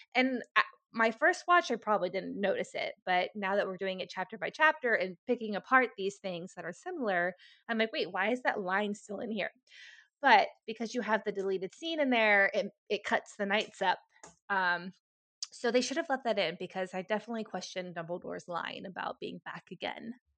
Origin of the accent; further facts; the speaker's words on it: United States; as an American